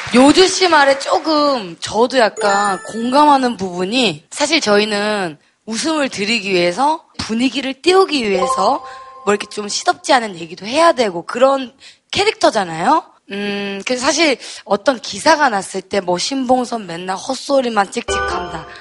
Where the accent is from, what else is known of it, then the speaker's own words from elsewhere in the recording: Busan, South Korea; moved away; 저 부산 출신이에요. 네. 턱투유 덕분에 오랜만에 또 고향을 찾아가지고